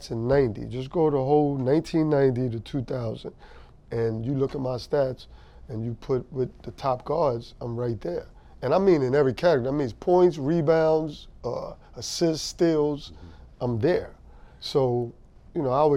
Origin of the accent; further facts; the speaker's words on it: New York, United States; I'm from New York